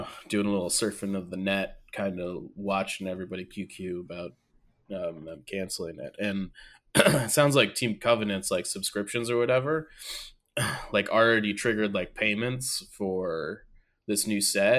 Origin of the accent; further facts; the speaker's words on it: Syracuse, New York, United States; Look, man, I'm from Syracuse.